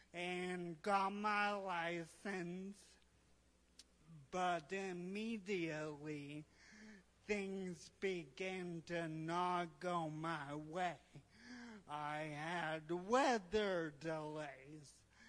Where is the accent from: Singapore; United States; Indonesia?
Indonesia; So My story, I grew up in Indonesia, the son of missionary parents, and faith has always been very important for me.